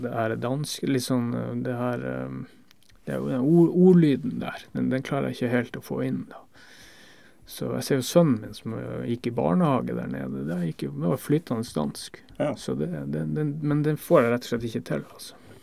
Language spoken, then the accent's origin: Norwegian; Northern Norway, Norway; accent: Northern Norwegian dialect; now in Denmark